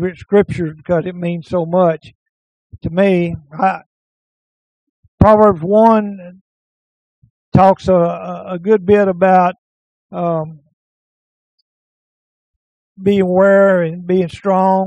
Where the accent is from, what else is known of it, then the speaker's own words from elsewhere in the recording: Naples and Omaha, Texas, United States; those of us who are born and raised in Naples and Omaha